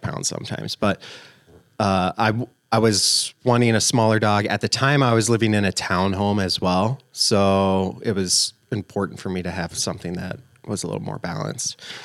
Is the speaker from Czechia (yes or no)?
no; Albert Lea, Minnesota, United States; also born or lived in Florida; now in central Minnesota, United States; Originally from Florida, uh, but I moved to Minnesota, in southern Minnesota, Albert Lee area when I was five years old.